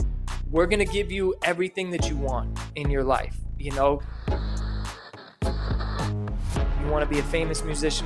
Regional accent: New York, United States; since I was from New York

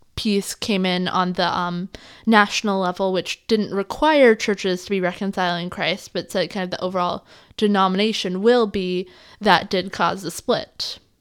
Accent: the Northwest, Pacific Northwest, United States; growing up in the Northwest

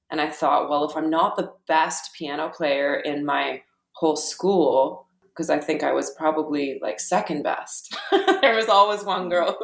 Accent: Ottawa, Ontario, Canada; also born or lived in Australia; I grew up in Ottawa, and in Australia a little bit when I was a kid

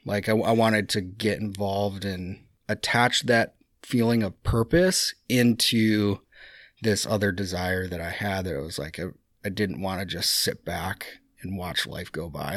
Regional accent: United States; I, as an American

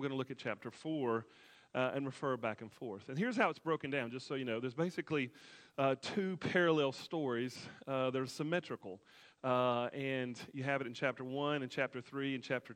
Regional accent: Alabama, United States; my home state, Alabama

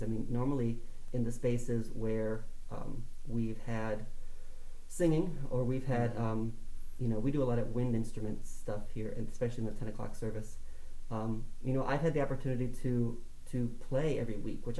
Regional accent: Tallmadge, Ohio, United States; I grew up in Talmadge, Ohio, just outside of Akron

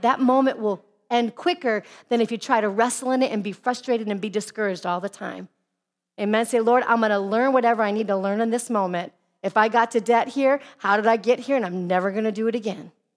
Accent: Midwest, United States; now in Arizona, United States; I come from the Midwest where all the neighbors

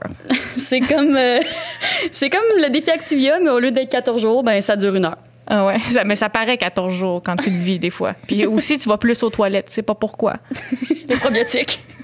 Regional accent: Châteauguay, Quebec, Canada; on vient de Châteauguay, on a grandi à Châteauguay

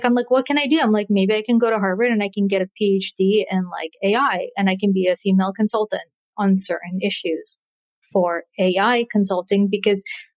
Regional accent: Russia; moved away; I'm a refugee. I'm a refugee from Russia. So I know the experience of leaving a country

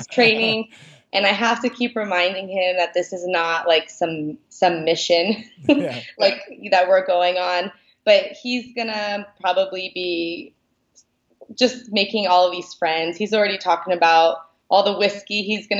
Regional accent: Seattle, Washington, United States; I'm from Seattle, Washington.

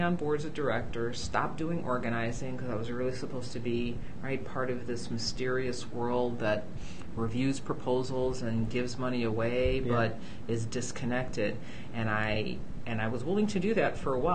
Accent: Chicago, Illinois, United States; So I was born and raised in Chicago

